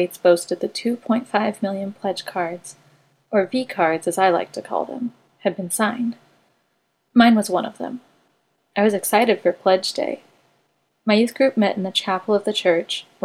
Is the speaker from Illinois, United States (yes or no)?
no; Wichita, Kansas, United States; I grew up in Wichita, Kansas